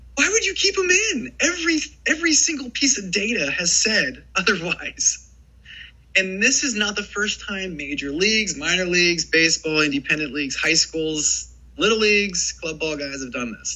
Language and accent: English; Ohio, United States; I grew up in Ohio, going to Cincinnati Reds games